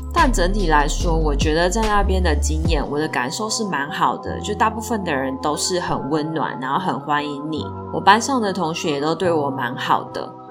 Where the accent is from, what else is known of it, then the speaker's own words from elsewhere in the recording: Taiwan; 像我们台湾是学英文嘛